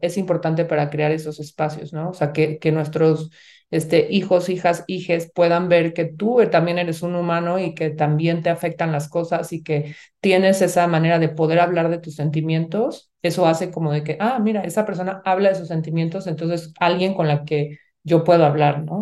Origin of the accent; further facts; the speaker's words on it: Mexico; como sociedad mexicana y latina nos han enseñado